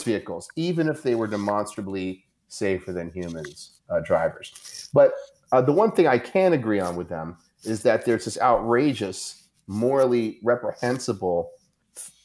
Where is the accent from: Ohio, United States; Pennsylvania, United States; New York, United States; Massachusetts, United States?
New York, United States; I'm from New York.